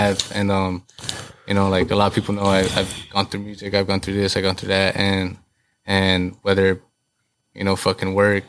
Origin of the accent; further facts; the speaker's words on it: Garden Grove, California, United States; I'm right off the 22. So, you know, I'm from Garden Grove.